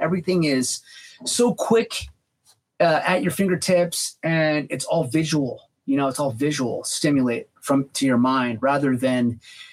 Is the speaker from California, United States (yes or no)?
yes; Bay Area, California, United States; when I was growing up in the Bay Area